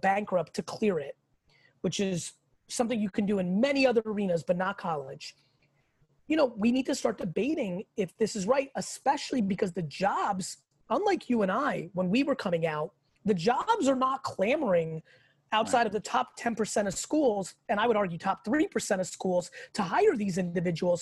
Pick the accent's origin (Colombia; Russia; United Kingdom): Russia; now in United States; I was born in the Soviet Union. In Russia